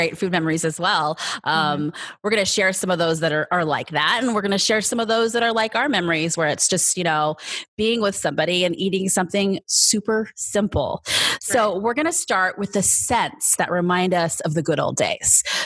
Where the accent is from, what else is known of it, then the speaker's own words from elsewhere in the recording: San Mateo, California, United States; I was born and raised in San Mateo, California, a tiny city on the peninsula in California on the West Coast